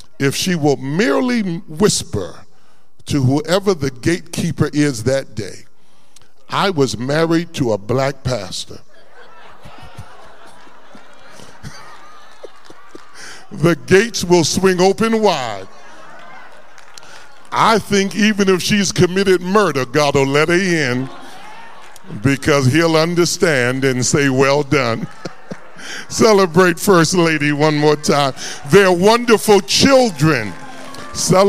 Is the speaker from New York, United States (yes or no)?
yes; New York City, New York, United States; moved away as an adult; also born or lived in Warren, Ohio; now in Columbus, United States; I'm a native New York. I was born in New York City and grew up there